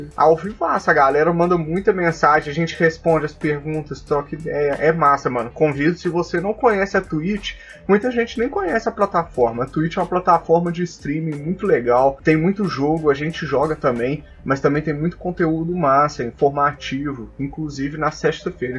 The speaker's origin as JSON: {"language": "Portuguese", "town": "Belo Horizonte", "region": "Minas Gerais", "country": "Brazil", "said": "Nós somos de BH também"}